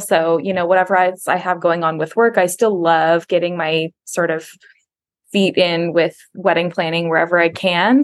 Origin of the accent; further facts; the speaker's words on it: Folsom, California, United States; I grew up in Folsom, California, just outside of Sacramento